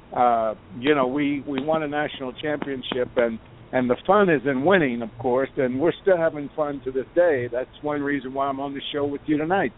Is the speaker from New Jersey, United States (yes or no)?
no; Lexington, Kentucky, United States; I didn't just grow up in the state of Kentucky. I grew up in Lexington, about 15 minutes uh, uh, walk to the uh, to the university